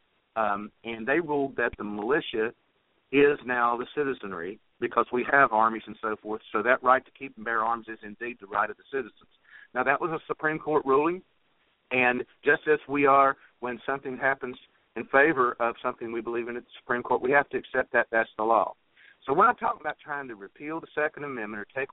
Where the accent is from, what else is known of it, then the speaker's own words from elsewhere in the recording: West Virginia, United States; when I was a little boy growing up in West Virginia